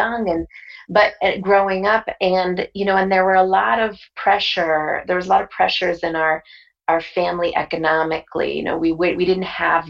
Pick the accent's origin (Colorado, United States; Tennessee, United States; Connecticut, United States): Connecticut, United States; Bridgeport; I was born in Bridgeport, Connecticut